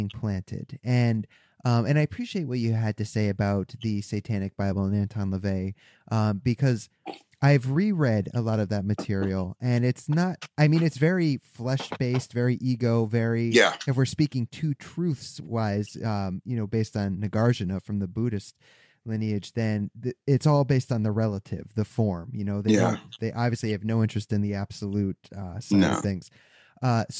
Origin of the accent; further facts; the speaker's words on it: Connecticut, United States; I'm from Connecticut